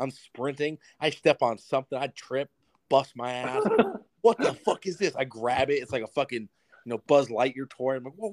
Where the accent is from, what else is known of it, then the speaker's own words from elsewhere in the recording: Yucaipa, California, United States; the goal is to get to the Boulevard because that's like the biggest uh, street in uh, my hometown is called Yucaipa.